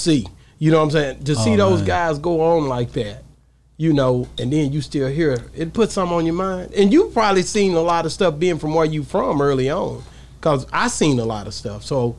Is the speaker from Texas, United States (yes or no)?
yes; Texas, United States; I'm from the South. Right. And so even to this day, when I'm out, I'm from Texas, man, and I'm so Texas